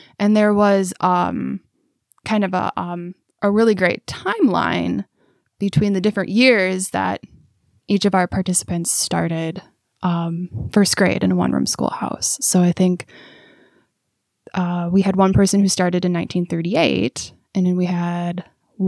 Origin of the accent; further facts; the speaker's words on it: Milwaukee, Wisconsin, United States; moved away as an adult; now in Waupaca, United States; I'm originally from Milwaukee, but I moved up here because my husband found a job in Waupaca